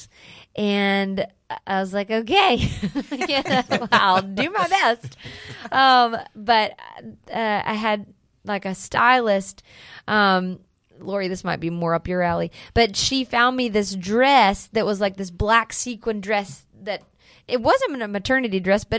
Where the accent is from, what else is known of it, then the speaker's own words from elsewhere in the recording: Wilson, North Carolina, United States; also born or lived in Chicago, Illinois; now in Nashville, United States; I'm from North Carolina.